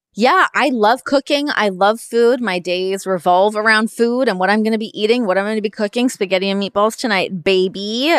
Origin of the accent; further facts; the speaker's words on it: Toronto, Ontario, Canada; we're obviously both from Toronto